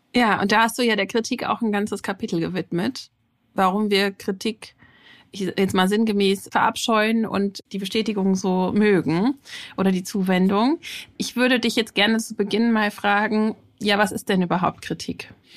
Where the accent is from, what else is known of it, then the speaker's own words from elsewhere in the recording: Germany; bei uns in Deutschland